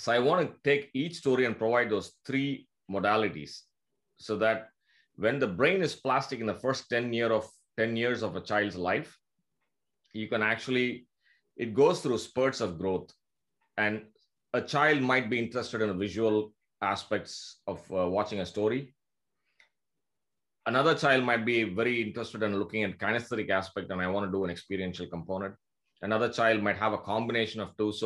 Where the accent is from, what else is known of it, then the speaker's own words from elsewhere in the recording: Puducherry, India; moved away as an adult; also born or lived in Canada / Tampa, Florida; I'm from India, from a small town called Pondicherry.